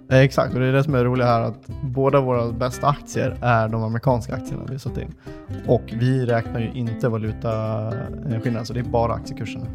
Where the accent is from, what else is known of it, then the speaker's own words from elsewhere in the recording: Dalarna County, Sweden; Jag är från Dalarna